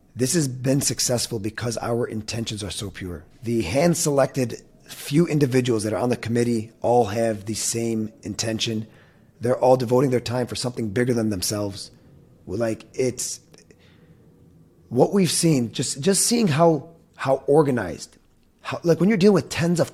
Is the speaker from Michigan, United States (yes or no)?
yes; Dearborn, Michigan, United States; Born and raised in Dearborn